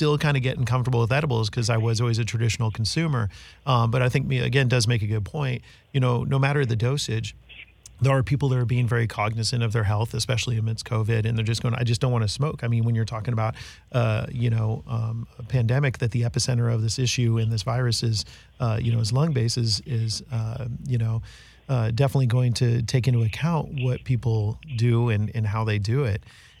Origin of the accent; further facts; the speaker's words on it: Northern California, United States; moved away; also born or lived in Knoxville, Tennessee; an old friend I grew up with up in NorCal